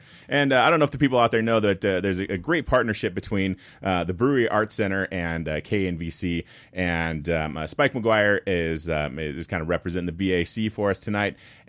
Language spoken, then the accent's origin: English; Carson City, Nevada, United States; Spike is a great artist from the region where I live, and he's from Reno. I'm from Carson City